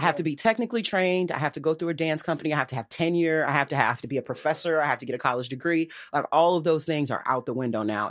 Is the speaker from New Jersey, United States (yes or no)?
no; Chicago, Illinois, United States; I'm a South Side girl, though, born and bred